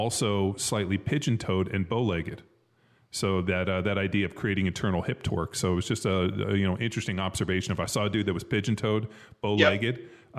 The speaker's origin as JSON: {"language": "English", "region": "Southern California", "country": "United States", "tie": "born or raised there", "said": "growing up in Southern California."}